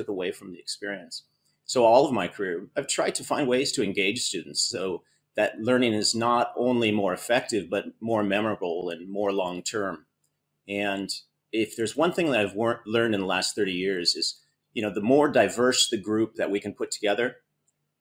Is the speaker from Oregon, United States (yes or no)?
yes; Oregon, United States; moved away as an adult; now in Greece; I'm originally from Oregon and grew up on the coast in Oregon